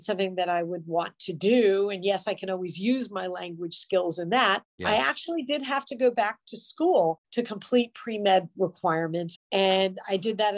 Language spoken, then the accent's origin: English; San Diego, California, United States; I grew up in San Diego, California.